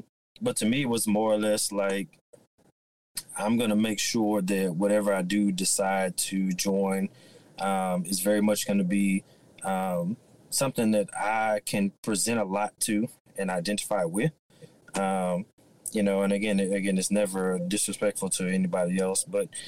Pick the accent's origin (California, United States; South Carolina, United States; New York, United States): New York, United States; New York City; now in Houston, United States; I'm originally from Brooklyn, New York, but my family worked for the airlines. They got restationed out here in Houston.